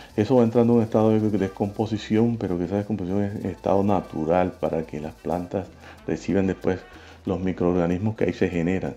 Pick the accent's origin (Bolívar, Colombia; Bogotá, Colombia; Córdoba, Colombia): Bolívar, Colombia; San Juan Nepomuceno; nacido y criado en los Montes de María, más exclusivamente en el municipio de San Juan Nepomuceno